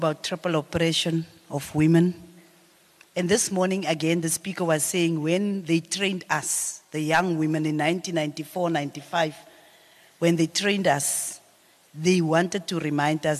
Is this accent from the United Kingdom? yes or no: no; Upington, Northern Cape, South Africa; I was born and bred in Upington.